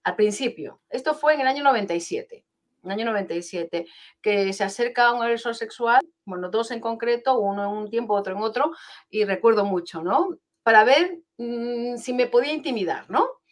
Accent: Peru; moved away; soy peruana de nacimiento, pero llevo aquí 31 años

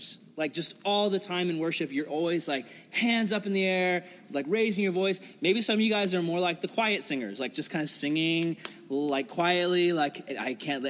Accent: United States; I'm an American

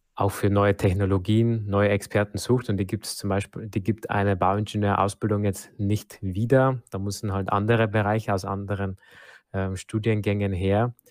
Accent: Germany; bei uns in Deutschland

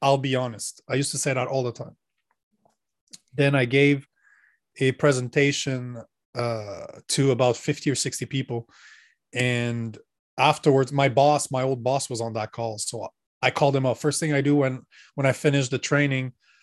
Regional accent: Canada; I'm Canadian.

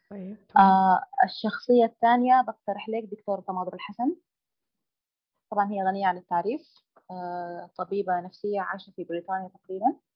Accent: Sudan; العاجباني في في بلدنا السودان الجانب الديني او الالتزام

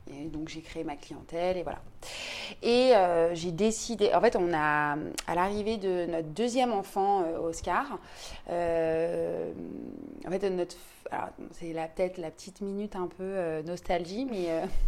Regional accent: Paris, Île-de-France, France; je suis parisienne

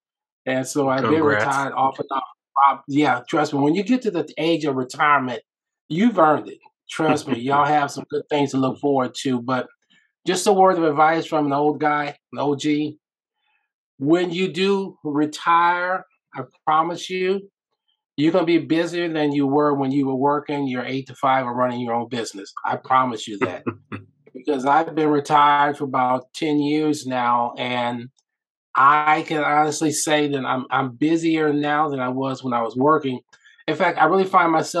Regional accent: Omaha, Nebraska, United States; I am from Omaha, Nebraska

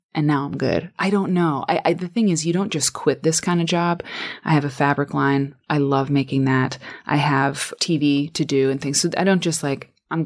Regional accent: Iowa, United States; I'm from Iowa

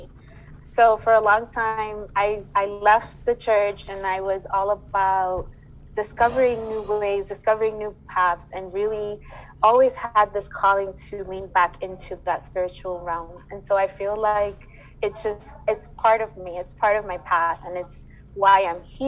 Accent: Dominican Republic; moved away; my home country of Dominican Republic

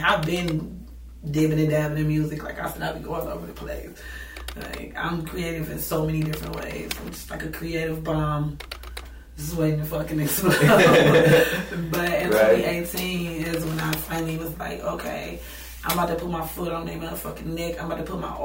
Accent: Cleveland, Ohio, United States; I've been in Cleveland all my life. I'm from Cleveland

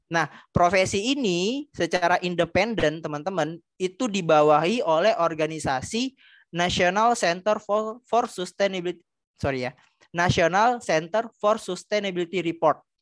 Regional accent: Palembang, South Sumatra, Indonesia; P L N di daerah saya, itu P L N Keramasan di Kertapati, Palembang

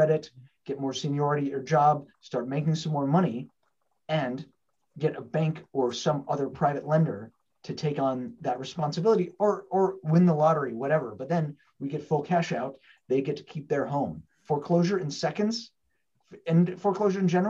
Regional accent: Portland, Oregon, United States; I'm one here in my hometown in Portland, Oregon

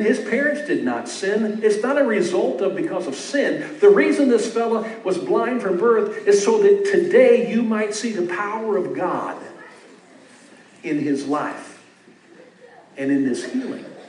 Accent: Beaufort, Missouri, United States; also born or lived in St. Louis, Missouri; Growing up in Beaufort

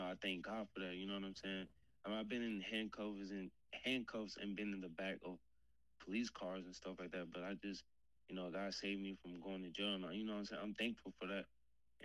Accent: Marietta, Georgia, United States; now in Michigan, United States; I'm from Georgia, Marietta, Georgia.

